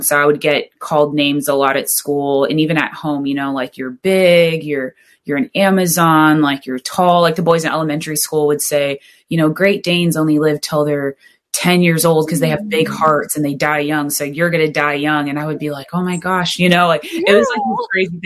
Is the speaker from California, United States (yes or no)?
yes; Southern California, United States; growing up in Southern California